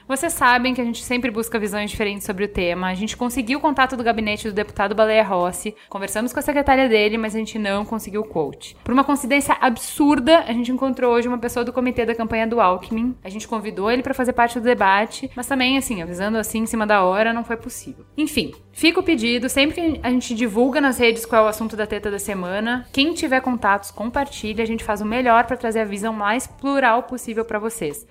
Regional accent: Brazil; a gente, como brasileiro

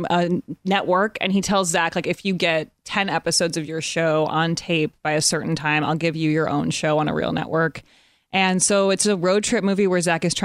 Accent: Evanston, Illinois, United States; moved away as an adult; also born or lived in Chicago; I grew up in Evanston, Illinois, right outside of Chicago

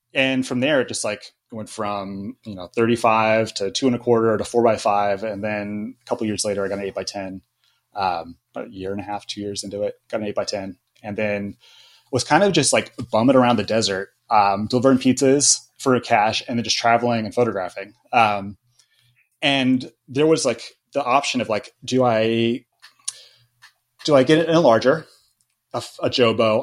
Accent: Joshua Tree, California, United States; also born or lived in Yucca Valley, California; I grew up in Joshua Tree.

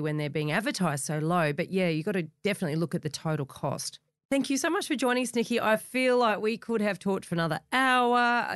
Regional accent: the Shire, New South Wales, Australia; I grew up in the Shire

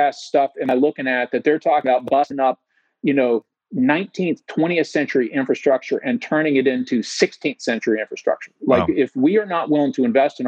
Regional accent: Tennessee, United States; I was from Tennessee

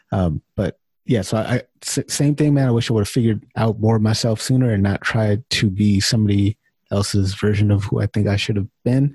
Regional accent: California, United States; moved away as an adult; also born or lived in Chicago; now in Winnipeg, Canada; when I first moved to Canada, so I'm from California

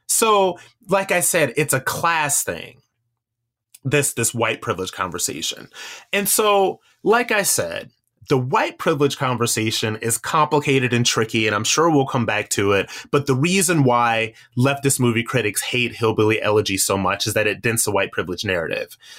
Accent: Akron, Ohio, United States; I am from Akron, Ohio.

